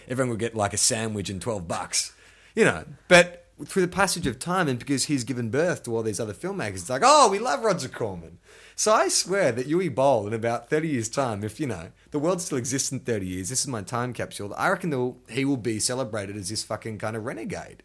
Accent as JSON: {"language": "English", "town": "Melbourne", "region": "Victoria", "country": "Australia", "tie": "born or raised there", "also_born_or_lived": "Sydney", "moved": "yes", "said": "growing up in Melbourne, you know, you got St Kilda Beach"}